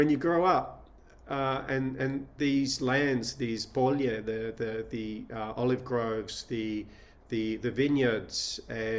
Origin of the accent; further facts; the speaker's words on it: Sydney, New South Wales, Australia; also born or lived in Shanghai; I was born in Australia, born in Sydney, grew up there.